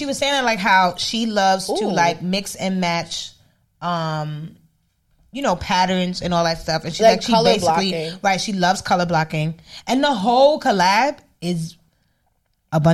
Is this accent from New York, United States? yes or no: yes; New York, United States; Growing up in New York shit.